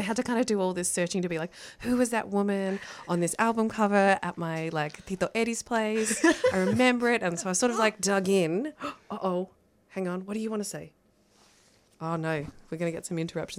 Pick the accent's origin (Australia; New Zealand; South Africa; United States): Australia; I identify as Filipino-Australian